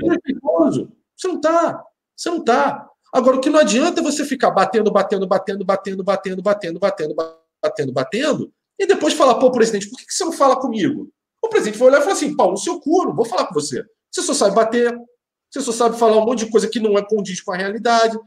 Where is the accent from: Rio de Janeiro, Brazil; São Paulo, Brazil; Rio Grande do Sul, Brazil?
Rio de Janeiro, Brazil; minha grande Tijuca, que saudade, minha terrinha